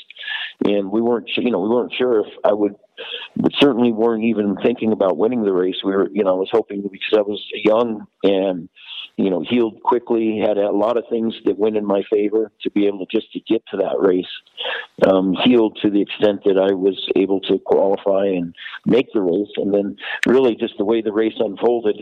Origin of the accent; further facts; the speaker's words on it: Vail, Colorado, United States; my hometown in Vail